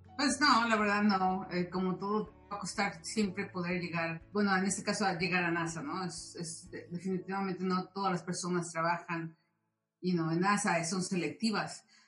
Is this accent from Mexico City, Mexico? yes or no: yes; Mexico City, Mexico; now in California, United States; yo soy del Distrito Federal, nací ahí